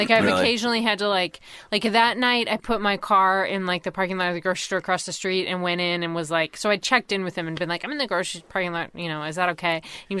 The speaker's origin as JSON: {"language": "English", "region": "Maine", "country": "United States", "tie": "born or raised there", "said": "we grew up in Maine, like in the middle of the countryside."}